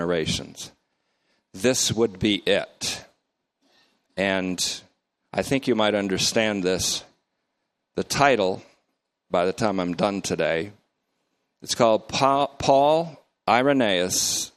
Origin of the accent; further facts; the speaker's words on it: North Bennington, Vermont, United States; now in Oakmont, United States; I grew up in North Bennington, Vermont